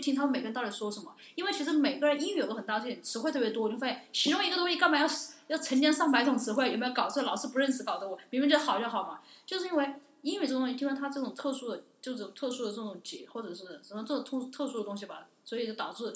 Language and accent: Chinese; China; moved away as an adult; 我来自，我是中国人